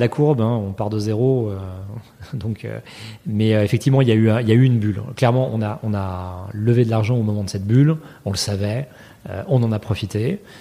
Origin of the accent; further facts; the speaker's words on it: France; moved away as an adult; now in New York, United States; quand on est français et qu'on vient ici